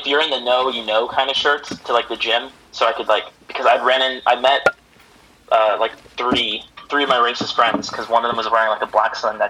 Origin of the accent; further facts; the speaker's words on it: California, United States; growing up in California. I was surrounded by mostly, like, Filipinos, Asians, Mexicans, Blacks